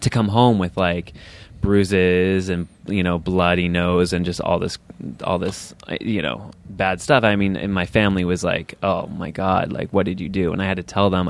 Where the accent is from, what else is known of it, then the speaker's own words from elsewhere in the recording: upstate New York, United States; Way upstate New York.